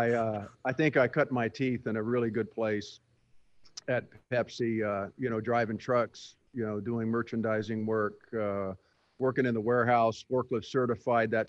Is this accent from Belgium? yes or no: no; England, United Kingdom; born there; I was born in England, uh